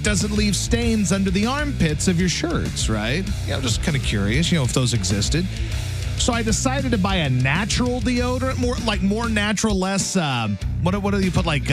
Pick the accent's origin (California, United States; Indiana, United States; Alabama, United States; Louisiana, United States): Louisiana, United States; Baton Rouge; when I grew up in Baton Rouge